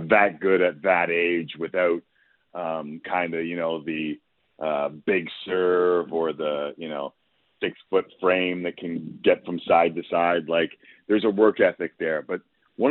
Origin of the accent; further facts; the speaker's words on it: Toronto, Ontario, Canada; growing up in Toronto